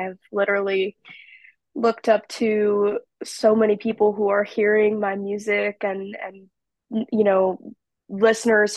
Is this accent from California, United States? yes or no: no; Morrison, Colorado, United States; my home state of Colorado